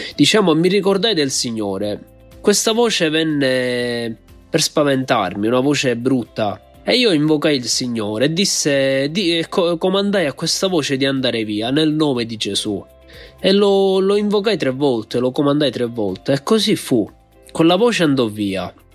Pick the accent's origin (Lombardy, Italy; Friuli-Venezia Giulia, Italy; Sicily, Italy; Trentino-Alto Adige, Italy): Sicily, Italy; Palermo; vengo da Palermo.